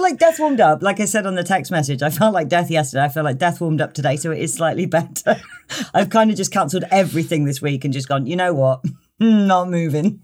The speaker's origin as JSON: {"language": "English", "town": "Tewkesbury", "region": "South West England", "country": "United Kingdom", "also_born_or_lived": "Cheltenham", "said": "I come from Tewkesbury"}